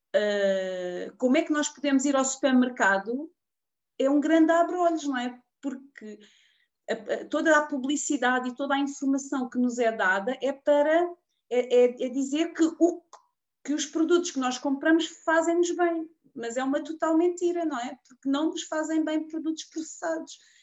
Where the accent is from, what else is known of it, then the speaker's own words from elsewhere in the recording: Portugal; also born or lived in Queluz; eu sou aqui de Portugal, sou, moro aqui em Queluz